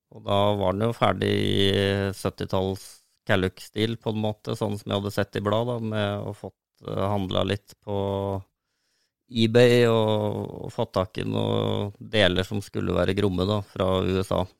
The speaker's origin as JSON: {"language": "Norwegian", "area": "Solør", "region": "Innlandet", "country": "Norway", "tie": "born or raised there", "said": "jeg har vokst opp eh, på prærien i Solør"}